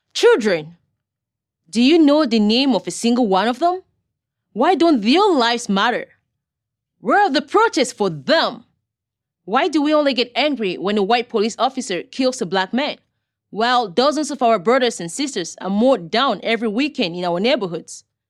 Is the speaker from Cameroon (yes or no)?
yes; Cameroon; now in United States; I was born in Cameroon. a country in West Africa.